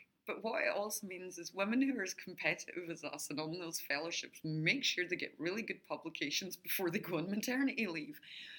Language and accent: English; Adelaide, South Australia, Australia; born there; now in Brisbane, Australia; I was only supposed to come for 2 years, but because I was born here in Adelaide, I have an Australian passport.